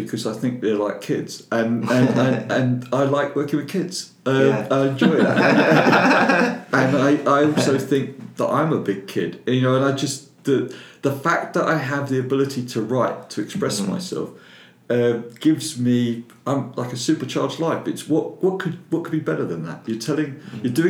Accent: London, United Kingdom; accent: Cockney; He was a cockney like myself

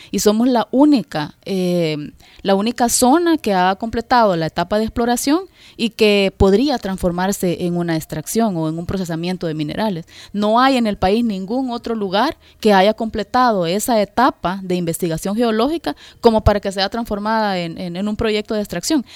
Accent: El Salvador; nosotros como salvadoreños, porque yo soy salvadoreña

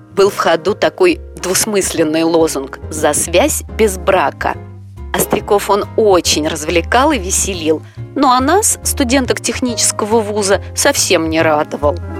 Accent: Moscow, Russia; Я родилась и живу в Москве

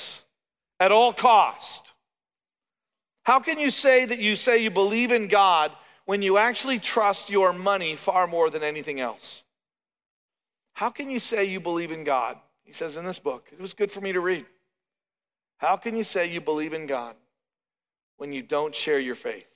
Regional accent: Canada; now in Oklahoma, United States; as a Canadian

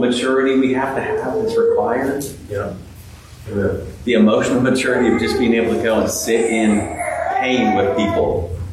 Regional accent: California, United States; now in Clemson, United States; I grew up out in California

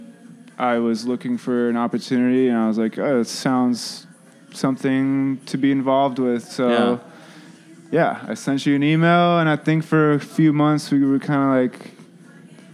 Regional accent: Louisville, Kentucky, United States; moved away as an adult; now in Chicago, United States; I grew up in Louisville, Kentucky

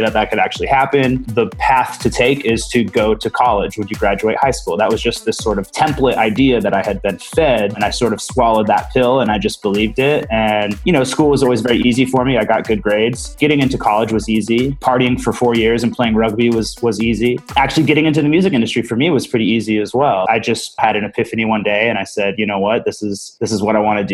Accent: Santa Rosa, California, United States; moved away as an adult; also born or lived in San Diego; I was born and raised in Santa Rosa

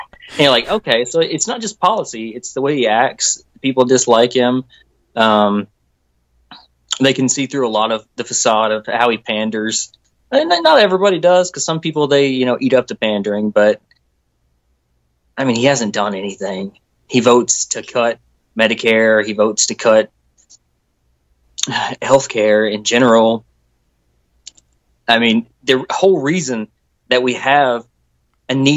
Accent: Kentucky, United States; I'm actually from Kentucky

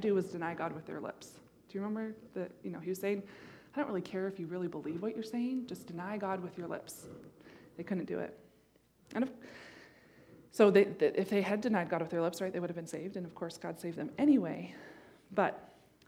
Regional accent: Montana, United States; When I was a little girl, I grew up in Montana

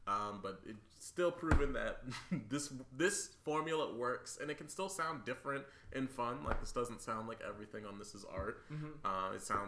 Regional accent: Boston, Massachusetts, United States; speaking of from people being from my neck of the woods, my hometown, Boston, big ups, my man.

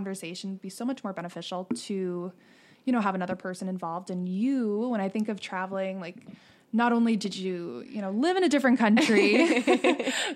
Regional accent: Pennsylvania, United States; moved away as an adult; now in New York, United States; I'm obviously born and raised in Pennsylvania

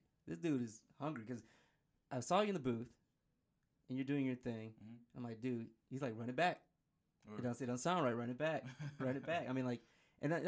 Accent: Detroit, Michigan, United States; I'm from Detroit, Michigan

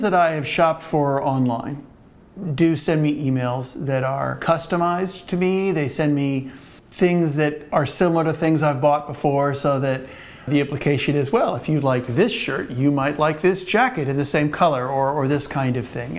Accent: Cincinnati, Ohio, United States; also born or lived in Brooklyn Heights, New York; now in Brooklyn, United States; I'm from Cincinnati, Ohio, but I have lived in Brooklyn

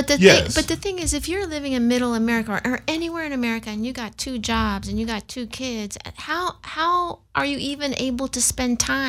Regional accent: Germany; My mother was from Berlin, Germany, and I grew up in Germany.

